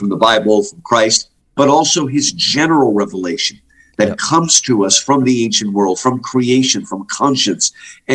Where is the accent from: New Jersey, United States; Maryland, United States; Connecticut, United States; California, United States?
New Jersey, United States; moved away as an adult; also born or lived in Upstate New York / Michigan; now in Houston, United States; I'm in Texas now, I'm actually a cold Yankee. I grew up in New Jersey